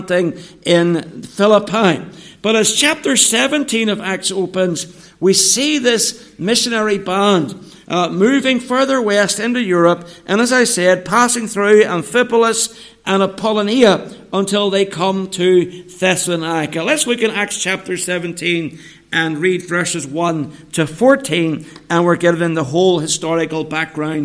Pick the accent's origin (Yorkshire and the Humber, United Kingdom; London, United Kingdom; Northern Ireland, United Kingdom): Northern Ireland, United Kingdom; moved away as an adult; now in England, United Kingdom; coming back home to Northern Ireland from England is that I can speak to you all in my mother tongue.